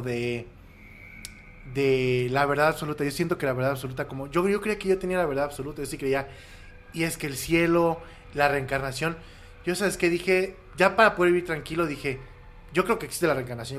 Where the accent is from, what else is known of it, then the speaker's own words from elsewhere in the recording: Querétaro, Mexico; also born or lived in Mexico City; yo nací en la Ciudad de México y a los siete años mis, papás me llevaron a vivir a Querétaro y estudié primaria, secundaria y prepa con los hermanos maristas en el Instituto